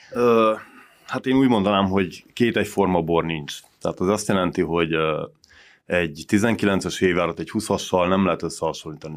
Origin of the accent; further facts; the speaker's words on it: Săcueni, Bihor County, Romania; székédi születésű vagyok, székédi lakos